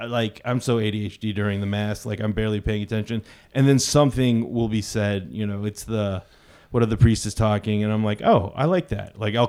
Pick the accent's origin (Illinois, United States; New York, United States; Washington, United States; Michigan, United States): Michigan, United States; Farmington Hills; And I said Farmington Hills.